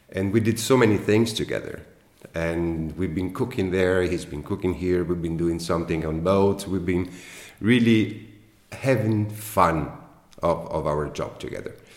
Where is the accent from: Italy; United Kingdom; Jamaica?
Italy; Venice, Veneto; I born in Venice and I grew up in Venice and I work in Venice and I live in Venice.